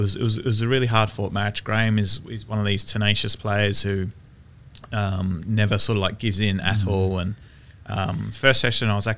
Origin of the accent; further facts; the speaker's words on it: Australia; being a snooker player growing up in Australia